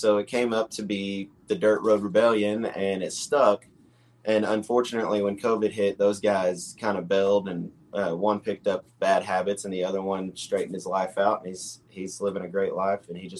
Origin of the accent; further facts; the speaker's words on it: Axtell, Texas, United States; also born or lived in West, Texas / Leroy, Texas; now in Gatesville, United States; I mean, I grew up on a dirt road. I grew up out in Axtell, Texas, and out in West.